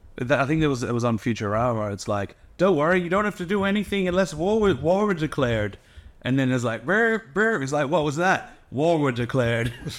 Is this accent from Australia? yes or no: yes; Australia; as an Australian